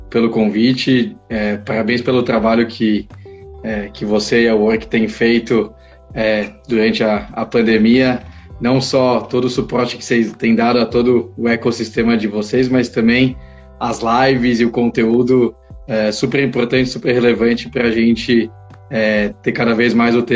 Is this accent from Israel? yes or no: yes; Israel; born there; eu nasci em Israel, é, meus pais são brasileiros, mas casaram e resolveram é, ir morar uns anos lá, e, e aí eu nasci